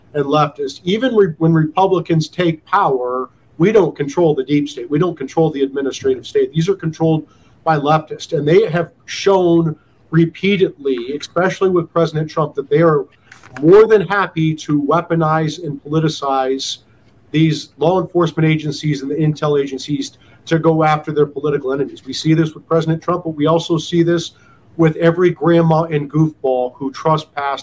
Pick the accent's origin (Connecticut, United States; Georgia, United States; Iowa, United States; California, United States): Iowa, United States; moved away; also born or lived in Denver; my home state senator from Iowa